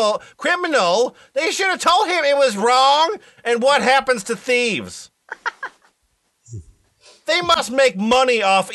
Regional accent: Washington Township, Michigan, United States; Okay, I'm from Washington Township, Michigan.

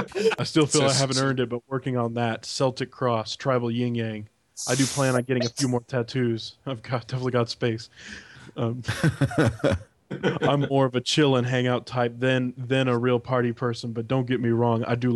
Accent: Heath, Ohio, United States

